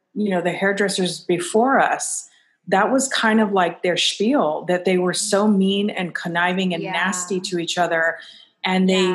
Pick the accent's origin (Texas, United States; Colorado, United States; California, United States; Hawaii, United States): Hawaii, United States; moved away; I'm originally from Hawaii. So, like, that's just part of my essence